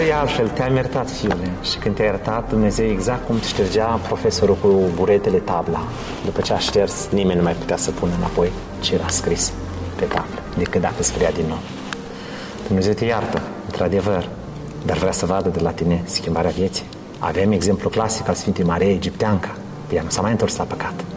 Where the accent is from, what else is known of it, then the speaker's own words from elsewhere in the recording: Romania; now in Leeds, United Kingdom; noi ca și români